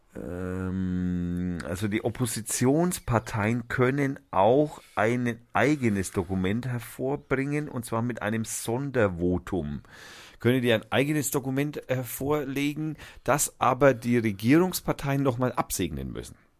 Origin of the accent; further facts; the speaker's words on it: Franconia, Bavaria, Germany; Ich bin aus Franken